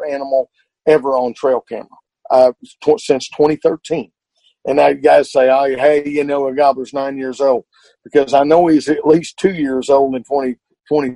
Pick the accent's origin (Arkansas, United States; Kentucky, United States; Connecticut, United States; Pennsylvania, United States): Arkansas, United States